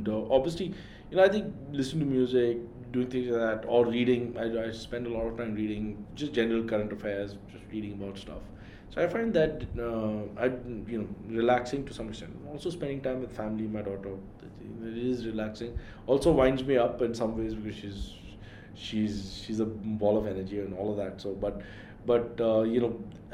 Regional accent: Delhi, India; moved away; also born or lived in Mumbai; I'm from Delhi

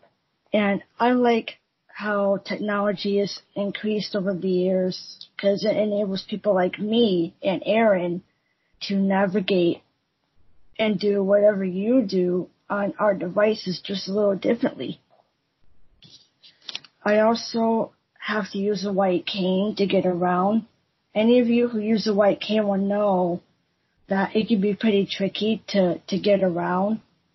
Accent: United States; from America

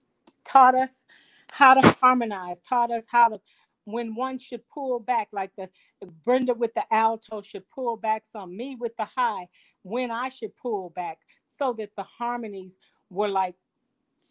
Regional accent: Detroit, Michigan, United States; We are from Detroit, Michigan, West Side, Central High School, Wayne State University. That's where we're from

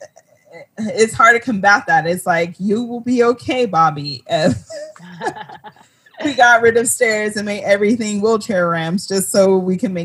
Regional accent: United States; I grew up in America

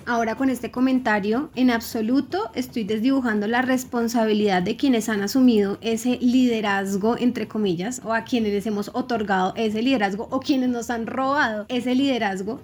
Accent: Colombia; nosotros sí tenemos como sociedad, colombianos y colombianas

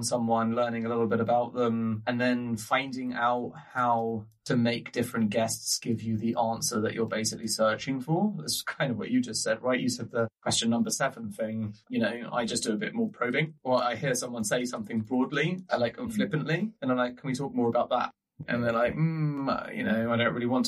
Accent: England, United Kingdom; as an English person with a sense of humor

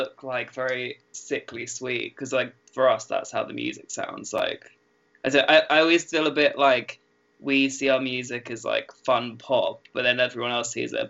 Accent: Norwich, East of England, United Kingdom; we're just from Norwich.

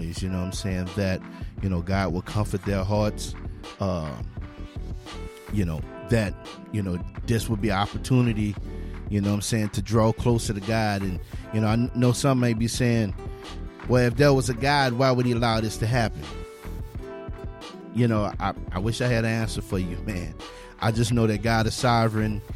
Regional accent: Louisiana, United States; now in Texas, United States; I'm from Louisiana

